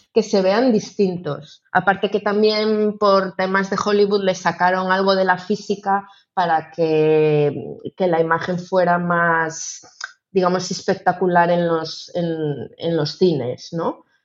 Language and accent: Spanish; Ourense, Galicia, Spain; yo que soy de Orense